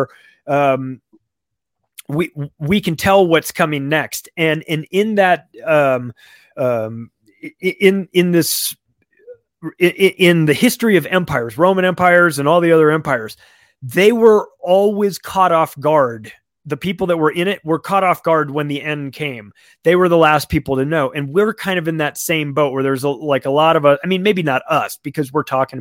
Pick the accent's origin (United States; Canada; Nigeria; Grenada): United States; I'm an American who works in real estate and lives in America